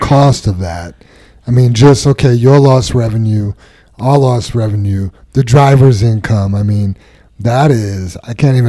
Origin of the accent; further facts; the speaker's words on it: New York City, New York, United States; I grew up in Queens.